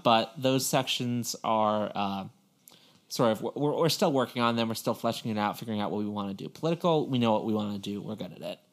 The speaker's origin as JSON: {"language": "English", "area": "Long Island", "region": "New York", "country": "United States", "tie": "born or raised there", "moved": "yes", "said": "growing up on Long Island"}